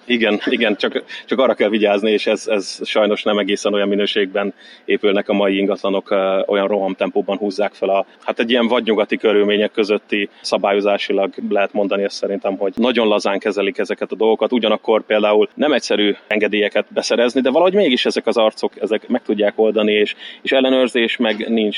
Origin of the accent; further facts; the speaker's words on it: Hungary; moved away as an adult; now in Malta; nem tervezem azt, hogy visszajövök Magyarországra